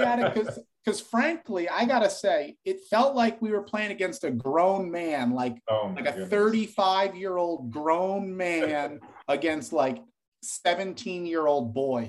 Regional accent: Monmouth County, New Jersey, United States; the three of us are Jersey boys. We all kind of grew up in the Monmouth County area and played sports.

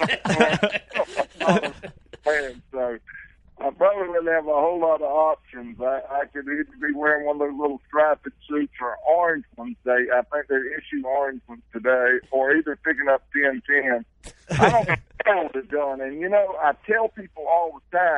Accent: North Carolina, United States; moved away as an adult; now in South Carolina, United States; I grew up in North Carolina and moved to South Carolina just a few years ago

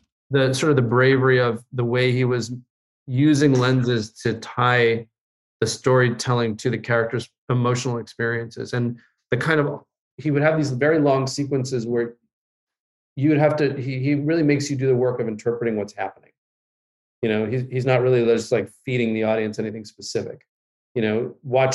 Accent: Los Angeles, California, United States; I grew up in Los Angeles

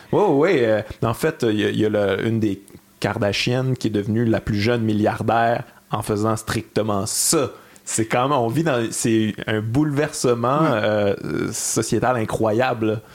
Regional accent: Quebec City, Quebec, Canada; je viens de Québec. J'ai grandi avec les radios de Québec

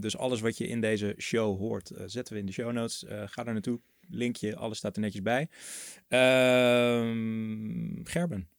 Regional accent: Netherlands; je als Nederlander

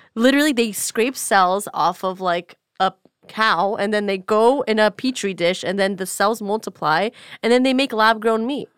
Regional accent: United States; I'm an American

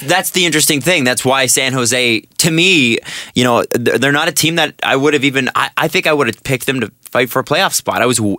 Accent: Canada; as a Canadian

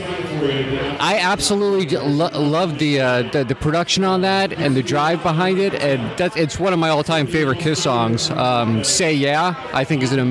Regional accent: South Florida, United States; now in Atlanta, United States; I'm originally from South Florida, and now I live in Atlanta, Georgia.

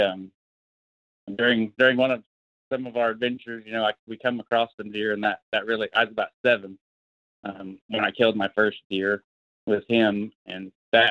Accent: Oologah, Oklahoma, United States; I'm from Northeast Oklahoma. I live, you know, north of Tulsa. I grew up in Owosso, Oklahoma, pretty much my whole life.

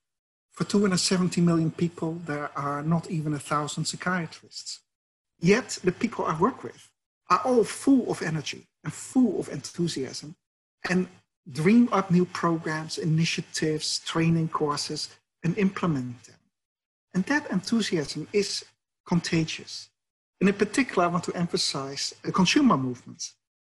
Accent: Netherlands; accent: Dutch; English is a second language; moved away as an adult; also born or lived in United States / Sydney, Australia; My father was a psychiatrist and I grew up next to a mental hospital in the Netherlands.

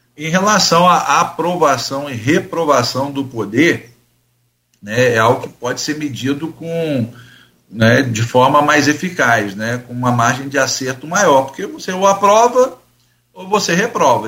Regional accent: Campos dos Goytacazes, Rio de Janeiro, Brazil; não sou carioca, sou campista, mas sou do estado do Rio de Janeiro

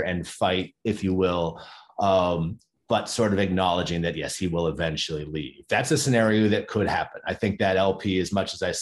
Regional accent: Ohio, United States; I grew up in Ohio

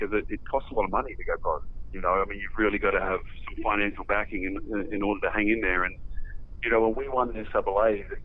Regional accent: Australia; now in Las Vegas, United States; we grew up learning doubles in Australia

